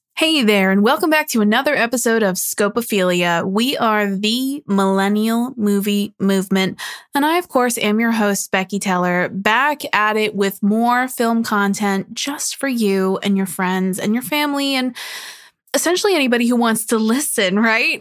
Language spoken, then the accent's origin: English; New Jersey, United States; born or raised there